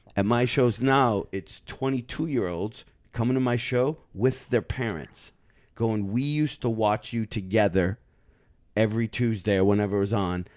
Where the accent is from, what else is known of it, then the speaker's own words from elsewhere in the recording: Michigan, United States; I'm from Michigan